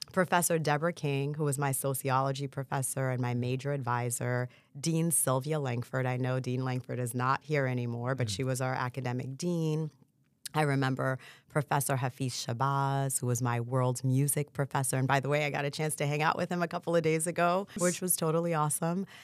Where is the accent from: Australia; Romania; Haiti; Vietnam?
Haiti; Port-au-Prince, Ouest; now in United States; I was born in Port-au-Prince, Haiti